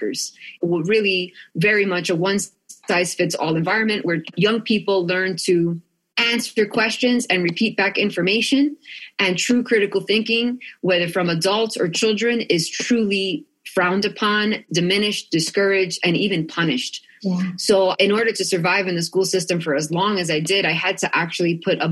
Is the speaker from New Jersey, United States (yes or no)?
yes; Union City, New Jersey, United States; now in Sedona, United States; I grew up outside of New York City in a town called Union City, New Jersey